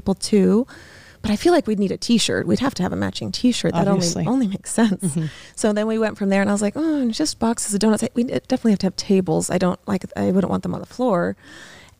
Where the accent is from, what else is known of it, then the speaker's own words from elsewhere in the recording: Las Vegas, Nevada, United States; we're from Vegas